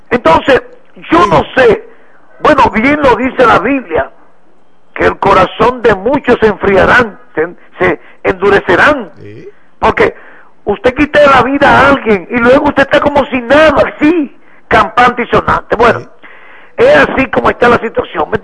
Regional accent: Dominican Republic; como estamos en el mes de la patria, debemos de, como buen dominicano que somos, instituir con, con altura que ondee esa bandera

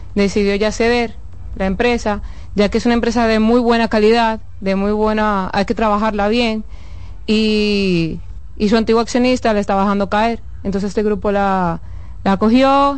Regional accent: Cibao, La Vega, Dominican Republic; also born or lived in Santo Domingo; somos veganos, somos del Cibao

